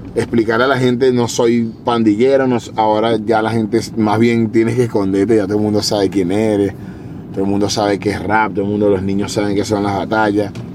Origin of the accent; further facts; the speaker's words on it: Venezuela; moved away; also born or lived in Spain; Yo como soy latino y, él es de por allá de mi zona